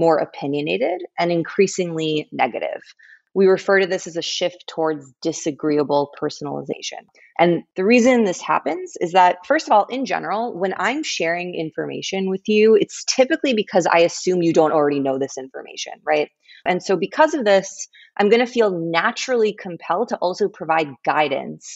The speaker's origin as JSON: {"language": "English", "town": "Englewood", "region": "New Jersey", "country": "United States", "tie": "born or raised there", "also_born_or_lived": "Palo Alto, California", "said": "I grew up in Englewood, New Jersey"}